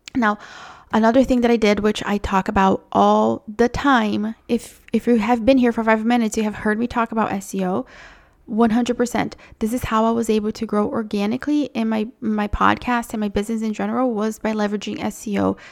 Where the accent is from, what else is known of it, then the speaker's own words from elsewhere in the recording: Brazil; moved away; I'm from Brazil